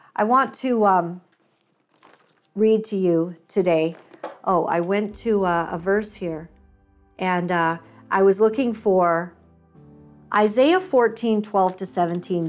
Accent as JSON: {"language": "English", "country": "Canada", "said": "I'm a Canadian girl"}